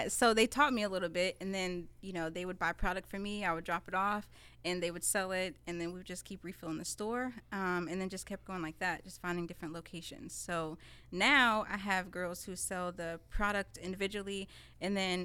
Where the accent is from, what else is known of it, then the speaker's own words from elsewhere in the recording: Indianapolis, Indiana, United States; I was born and raised in Southside Indy